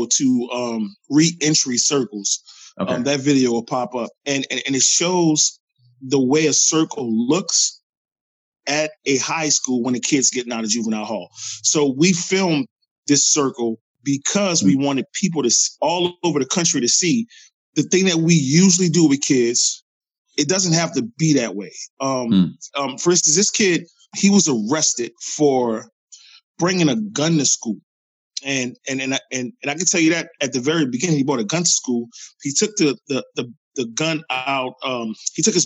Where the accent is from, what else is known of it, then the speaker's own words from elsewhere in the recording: New Orleans, Louisiana, United States; now in Bay Area, United States; I'm from New Orleans. I moved here to the Bay Area after Hurricane Katrina.